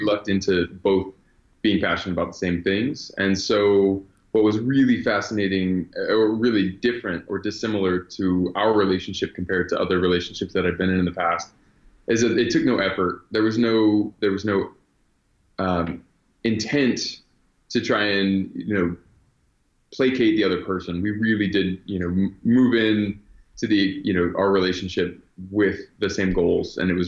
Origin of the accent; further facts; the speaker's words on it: Virginia, United States; born there; So, I was born in Virginia and my family moved around a bit. We traveled quite a bit growing up.